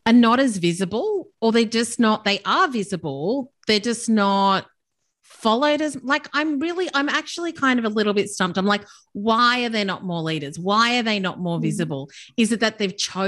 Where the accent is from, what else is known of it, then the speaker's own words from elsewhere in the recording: South Africa; now in Australia; I come from South Africa